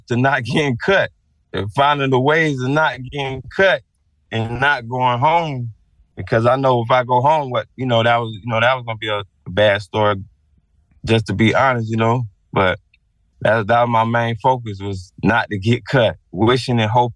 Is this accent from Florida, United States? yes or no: yes; Sarasota, Florida, United States; I'm from Newtown, Leon, Sarasota, down Martin Luther King and Leon